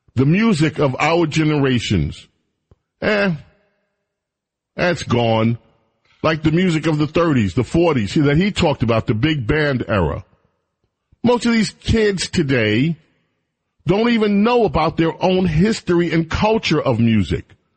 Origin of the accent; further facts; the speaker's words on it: New York City, New York, United States; moved away; We had a neighbor when we lived in New York